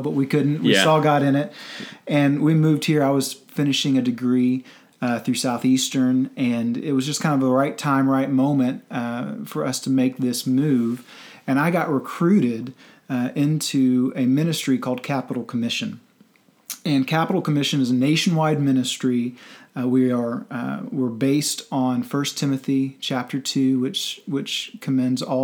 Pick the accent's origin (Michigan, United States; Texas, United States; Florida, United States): Texas, United States; Central; also born or lived in Washington, D.C. area / Northern Virginia; now in Oklahoma City, United States; I'm originally from Central Texas, moved up to D.C.